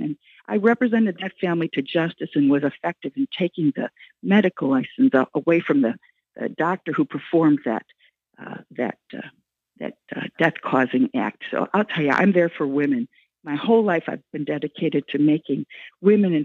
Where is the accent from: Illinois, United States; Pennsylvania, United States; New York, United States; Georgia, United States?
Illinois, United States; Lake County; I'm from Lake County